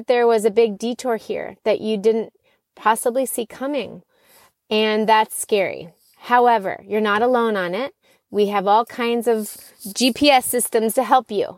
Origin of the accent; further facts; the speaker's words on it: Florida, United States; moved away; I grew up in Florida